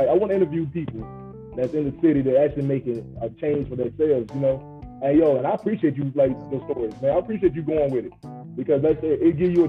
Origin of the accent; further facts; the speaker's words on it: Henderson, United States; also born or lived in Flint Hills / West End; I grew up in the hood. I'm from Flint Hills, and I moved to West End to Mobile. I grew up around Henderson